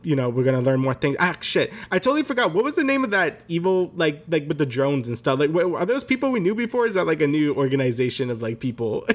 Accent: New York, United States; we're both from New York

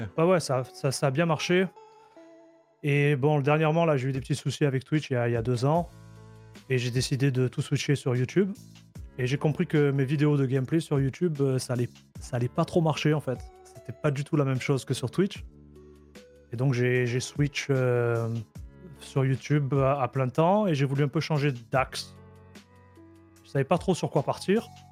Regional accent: Marseille, Provence-Alpes-Côte d'Azur, France; moved away as an adult; now in Canada; à l'origine, je suis... je suis un Marseillais. Ok. Qui immigré euh, au Canada en 2014

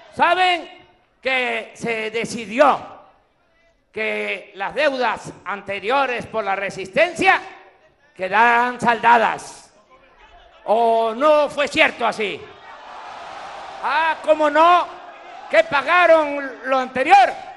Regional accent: Macuspana, Tabasco, Mexico; moved away; aquí, en mi tierra, en mi agua

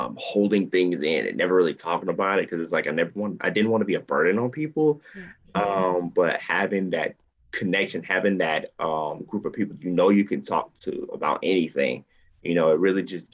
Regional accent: Columbus, Georgia, United States; I am born and raised in Columbus, Georgia. I'm in the South

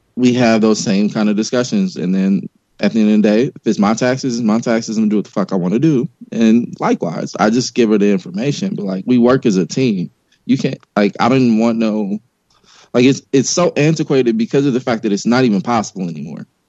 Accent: Los Angeles, California, United States; I grew up in South Central LA during the beginning of the crack e- epidemic

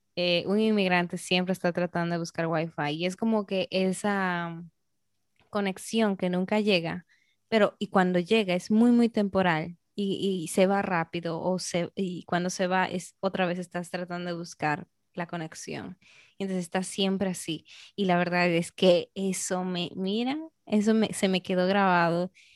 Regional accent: Peru; now in Dominican Republic; soy peruana

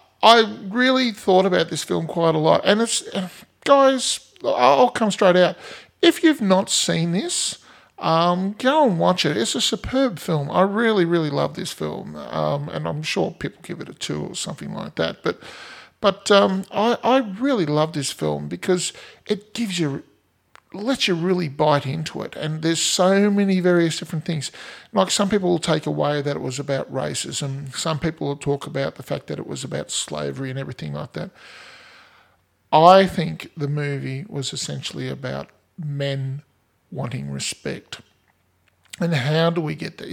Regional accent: Australia; we're Australian

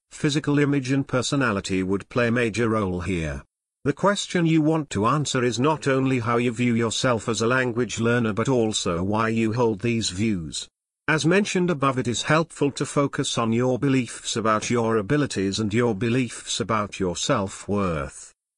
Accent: United States; we were from America

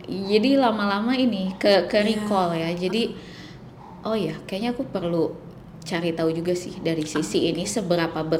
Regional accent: West Java, Indonesia; gitu aku orang Sunda

